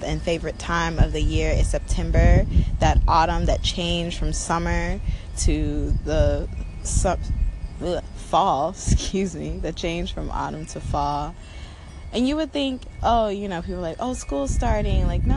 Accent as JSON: {"language": "English", "town": "Chicago", "region": "Illinois", "country": "United States", "tie": "born or raised there", "moved": "as an adult", "lives_now": "Los Angeles, United States", "said": "I'm in Chicago, my hometown."}